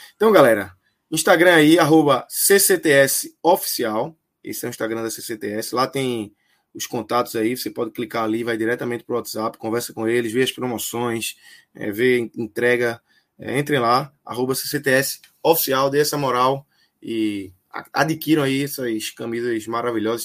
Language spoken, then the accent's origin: Portuguese; Northeast, Northeast Brazil, Brazil; nascido e criado no Nordeste